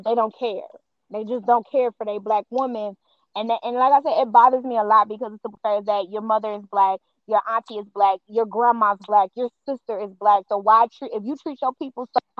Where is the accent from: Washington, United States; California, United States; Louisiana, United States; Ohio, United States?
Ohio, United States; Cincinnati; I'm born and raised in Cincinnati